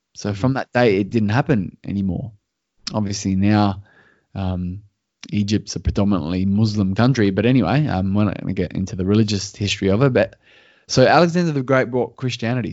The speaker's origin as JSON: {"language": "English", "country": "Australia"}